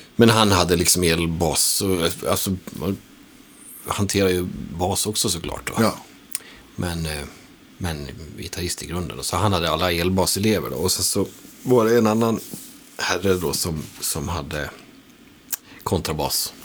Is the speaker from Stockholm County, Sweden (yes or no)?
no; Borlänge, Dalarna County, Sweden; moved away; also born or lived in Falun; Borlänge, eh, där växte jag upp på